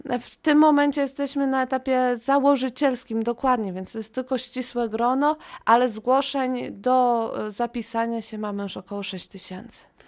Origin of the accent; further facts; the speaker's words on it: Wrocław, Lower Silesian Voivodeship, Poland; jestem rodowitą wrocławianką, mieszkam tutaj